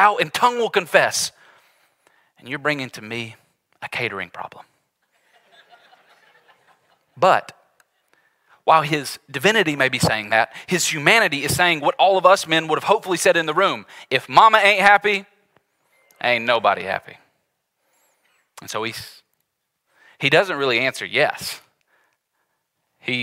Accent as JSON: {"language": "English", "region": "the South", "country": "United States", "tie": "born or raised there", "said": "we grew up in the South, Southerners here"}